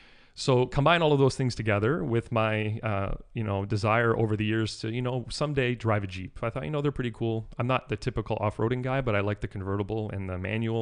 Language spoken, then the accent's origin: English; East Coast, United States; When I was in high school, growing up in the East Coast where there isn't a lot of money necessarily, having a car period was considered cool.